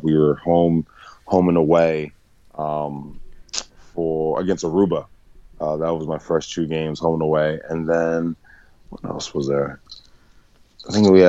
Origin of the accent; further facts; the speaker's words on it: Delaware, United States; moved back to Delaware, where I'm originally from